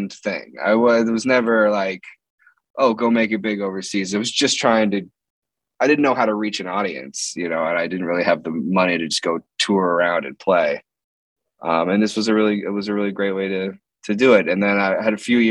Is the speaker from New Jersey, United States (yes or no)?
no; Palo Alto, California, United States; now in Los Angeles, United States; I grew up in the San Francisco Bay Area, actually. Palo Alto, California